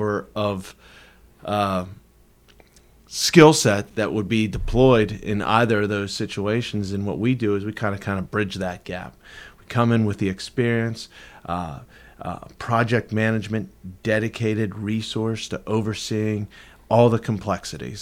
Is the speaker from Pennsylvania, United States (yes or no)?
yes; Pittsburgh, Pennsylvania, United States; now in Tampa, United States; I'm from Pittsburgh